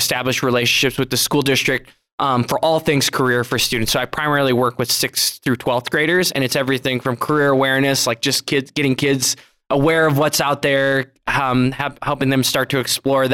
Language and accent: English; South Dakota, United States; moved away as an adult; now in Billings, United States; I'm not originally from Montana. I grew up in South Dakota. Went all the way through, K-12 education in South Dakota.